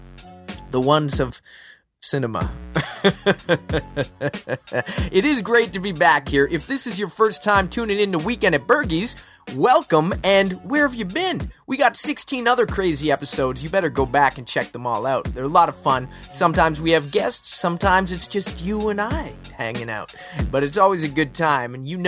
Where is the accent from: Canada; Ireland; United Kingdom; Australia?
Canada; Halifax, Nova Scotia; The school board of Nova Scotia forced us to attend the same building